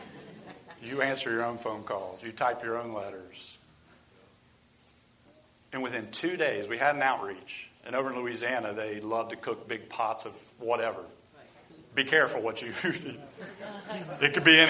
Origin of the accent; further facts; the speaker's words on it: England, United Kingdom; moved away; I'm from England.